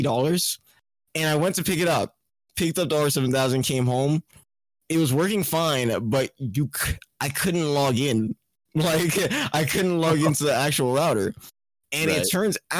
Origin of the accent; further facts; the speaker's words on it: Trinidad & Tobago; moved away; also born or lived in Florida; I'm from Trinidad and Tobago. It's like a Caribbean island.